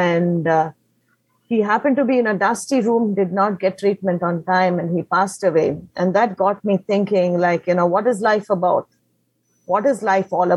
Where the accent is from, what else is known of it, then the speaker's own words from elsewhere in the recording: Mangalore, Karnataka, India; first language Konkani; English is a second language; moved away as an adult; now in Kerala, India; originally, I'm from Karnataka, Mangalore